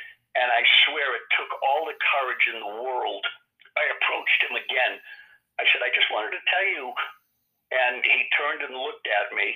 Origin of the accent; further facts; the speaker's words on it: Sharon, Massachusetts, United States; I grew up in Massachusetts. That's where I watched hours and hours of television, Massachusetts television, deciding I'd like to give that a crack when I was a kid. That was in southern Massachusetts in a town called Sharon